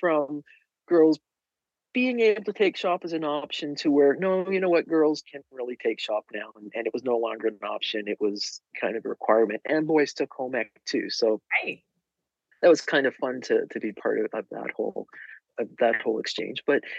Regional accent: Canada; So that's when I went from being Canadian mom to being Canadian handywoman.

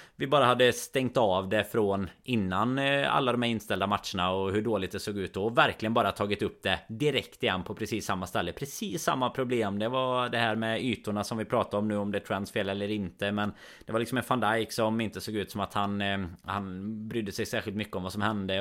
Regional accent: Sweden

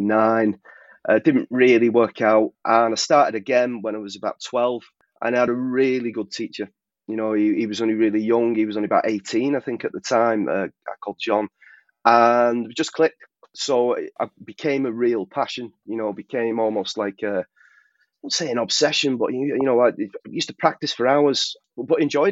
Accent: Wigan, North West England, United Kingdom; growing up in Wigan in the 80s

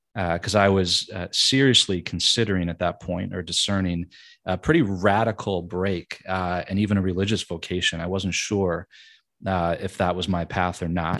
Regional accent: Michigan, United States; moved away as an adult; also born or lived in New York; I'm from Michigan, born and raised

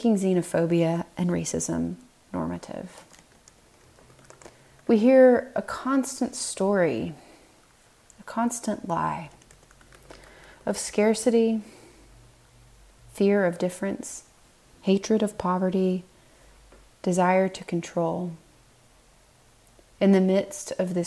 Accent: Tennessee, United States; my home state of Tennessee

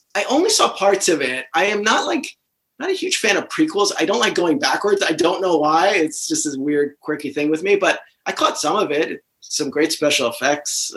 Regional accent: New Jersey, United States; also born or lived in Brooklyn, New York; only a year or two after we moved from Brooklyn to uh, New Jersey.

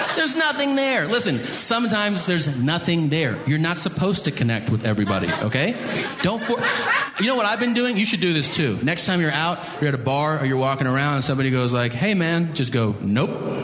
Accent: Los Angeles, California, United States; I go, Los Angeles

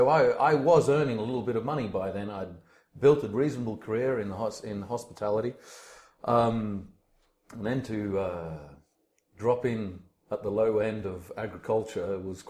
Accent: Australia; I was born in Australia. My mother's French. My father's Dutch. And I lived in a very mixed household with a lot of different cultures and ideas. But I grew up in a farming environment.

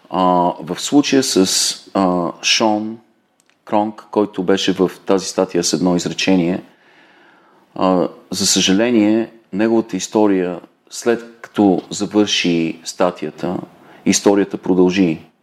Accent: Bulgaria; moved away; also born or lived in United States; аз съм си българин за винаги

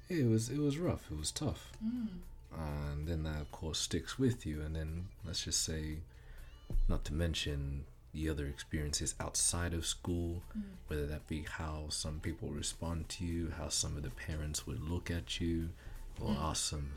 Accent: Zimbabwe; Zimbabwean, but of course going through primary school, one readjusts. But I was made fun of for my accent, my skin color

